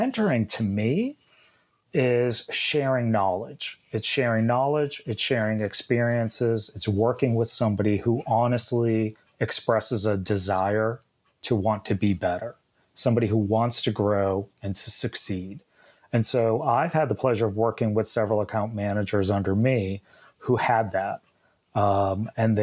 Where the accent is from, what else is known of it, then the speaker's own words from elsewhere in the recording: New England, United States; moved away; I'm originally from New England